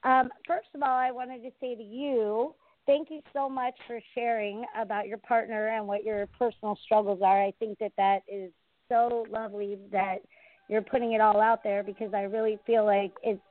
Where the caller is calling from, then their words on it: St. Petersburg, Florida, United States; I'm calling from St. Pete, Florida